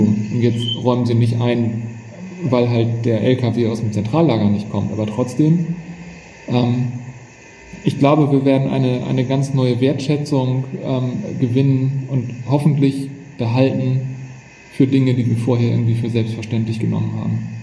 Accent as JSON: {"language": "German", "region": "Hamburg", "country": "Germany", "said": "sind wir beide Hamburger und wir haben hier den Hafen vor Augen"}